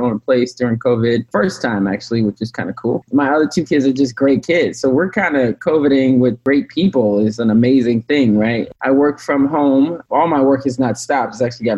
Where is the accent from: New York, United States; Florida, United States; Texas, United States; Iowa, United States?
New York, United States; New York City; also born or lived in Hawaii / Vermont / Arizona; now in Oregon, United States; I grew up in New York City, Harlem, New York, born and raised